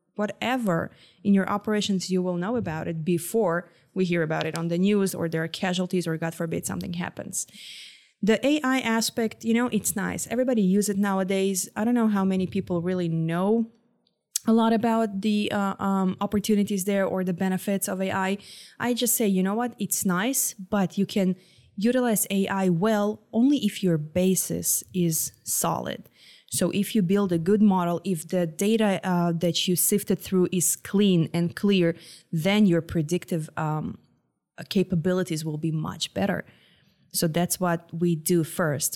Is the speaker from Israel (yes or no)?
yes; Israel; moved away as an adult; now in Houston, United States; I'm from Israel